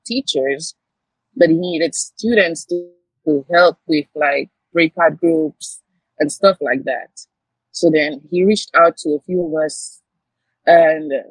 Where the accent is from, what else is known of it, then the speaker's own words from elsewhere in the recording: St. Lucia; now in New York, United States; I'm originally from the Caribbean, St. Lucia specifically